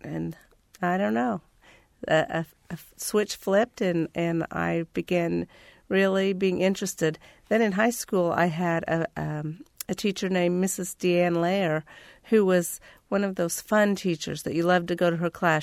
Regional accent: Terre Haute, Indiana, United States; also born or lived in Clay County, Indiana; I grew up in Terre Haute, Indiana

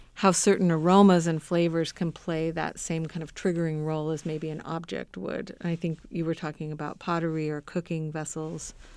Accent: Southern California, United States; now in Indiana, United States; I grew up in Southern California

